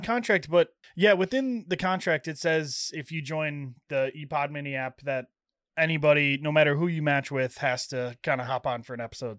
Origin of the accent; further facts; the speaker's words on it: Illinois, United States; now in Iowa, United States; I'm from Illinois